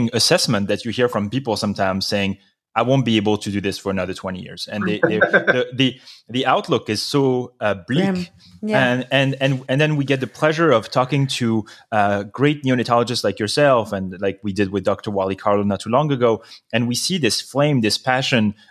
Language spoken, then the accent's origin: English; France; moved away; When I was growing up in France